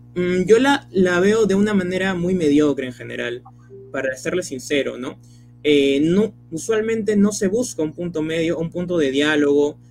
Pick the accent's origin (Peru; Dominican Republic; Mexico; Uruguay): Peru; Chimbote, Ancash; now in Nuevo Chimbote, Peru; Nací en Chimbote, pero hace unos años me mudé a Nuevo Chimbote